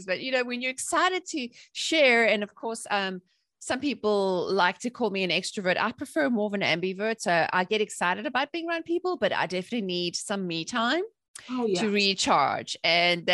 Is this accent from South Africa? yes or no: yes; South Africa; I grew up in South Africa during apartheid, when there was a lot of political instability.